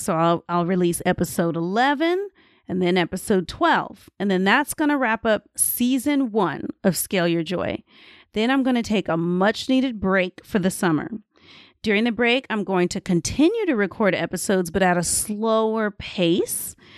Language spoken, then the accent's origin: English; United States; moved away; as an American